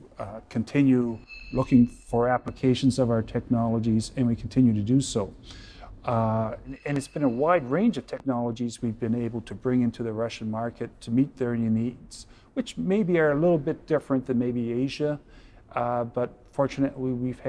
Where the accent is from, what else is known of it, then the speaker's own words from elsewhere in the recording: Western Canada, Prairie Provinces, Canada; I grew up in Western Canada in the Prairie Provinces